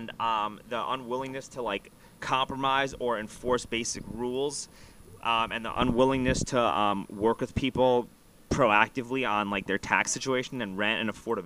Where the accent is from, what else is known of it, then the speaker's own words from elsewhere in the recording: New York, United States; moved away as an adult; I grew up in New York and I lived at the home of my mom and dad until I was like 27 years old, right? Until I moved here